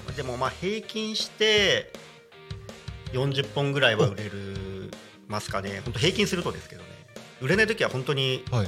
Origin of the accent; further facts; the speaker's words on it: Kamagaya, Chiba, Japan; moved away as an adult; also born or lived in Oamishirasato, Chiba; now in Narita, Japan; 生まれ育ちはあの千葉県の鎌ヶ谷っていう方なんで